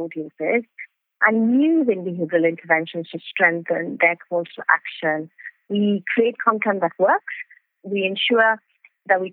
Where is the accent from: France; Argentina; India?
India; moved away as an adult; now in Cardiff, United Kingdom; I'm originally from India, as you've said. So I used to work in print and broadcast journalism back in India. I moved to the UK over 10 years ago